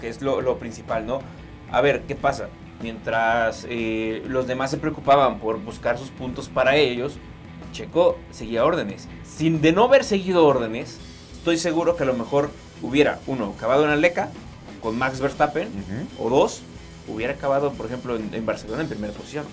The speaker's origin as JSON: {"language": "Spanish", "country": "Mexico", "said": "como buen mexicano, nos encanta comer en la calle"}